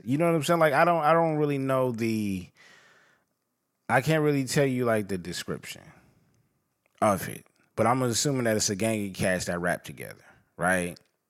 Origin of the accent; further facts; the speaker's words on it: West Coast, United States; I'm from the West Coast, but I know I can smell New York.